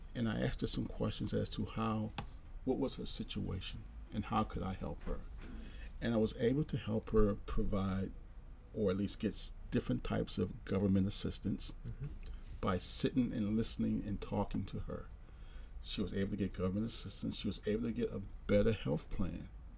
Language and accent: English; Philadelphia, Pennsylvania, United States; moved away; I was originally from Philadelphia, Pennsylvania. I grew up in a hard neighborhood in Philadelphia